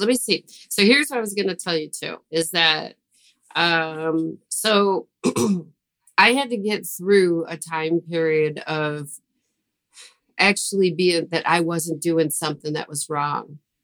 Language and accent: English; Buffalo, New York, United States; I'm from Buffalo